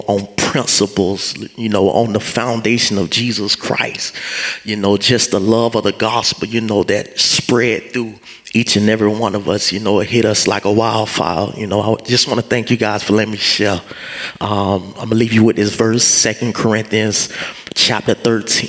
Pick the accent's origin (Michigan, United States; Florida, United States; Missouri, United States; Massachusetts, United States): Florida, United States; Fort Myers; I'm from Fort Myers, Florida.